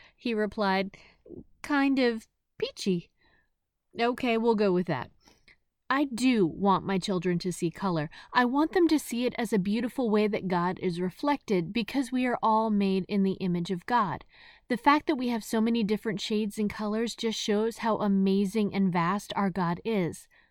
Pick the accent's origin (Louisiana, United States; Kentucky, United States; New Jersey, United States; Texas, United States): New Jersey, United States; moved away as an adult; also born or lived in the South; I grew up in New Jersey